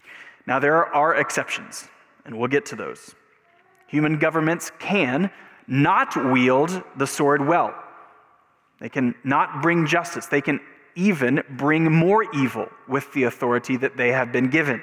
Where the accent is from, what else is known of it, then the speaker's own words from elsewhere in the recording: United States; as an American